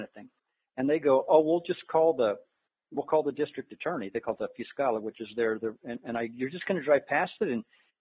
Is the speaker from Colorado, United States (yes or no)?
yes; Colorado, United States; I'm from Colorado